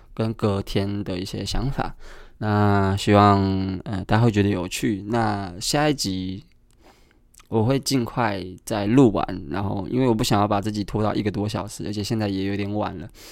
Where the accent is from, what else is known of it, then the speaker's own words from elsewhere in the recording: Kaohsiung, Taiwan; now in Taipei, Taiwan; 因为我是高雄人嘛